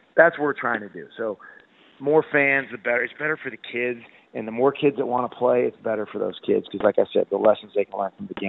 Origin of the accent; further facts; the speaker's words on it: Kansas, United States; I remember growing up, and I grew up in Kansas, I was jealous of the kids in Missouri playing football